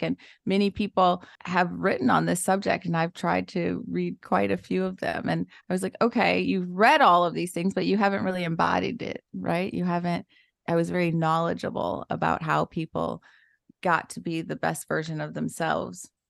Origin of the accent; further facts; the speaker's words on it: Detroit, Michigan, United States; I was born and raised in Detroit, Michigan to teenage parents